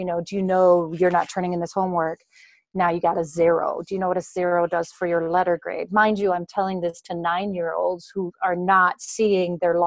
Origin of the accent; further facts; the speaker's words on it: Denmark; moved away as an adult; now in Wisconsin, United States; I was born and raised in Denmark